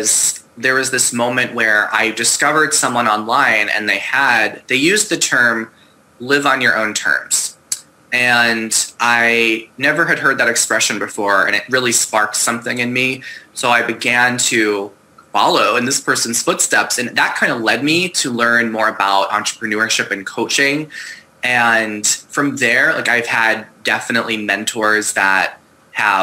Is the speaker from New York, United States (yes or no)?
yes; Long Island, New York, United States; moved away as an adult; also born or lived in Boston / China / Vancouver, Canada; now in Seattle, United States; I'm originally from Long Island, New York